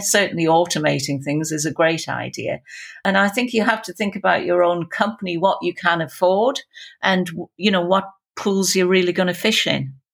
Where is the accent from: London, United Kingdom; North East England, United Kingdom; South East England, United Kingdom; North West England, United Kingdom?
North East England, United Kingdom; Newcastle upon Tyne; accent: Geordie; with my Geordie accent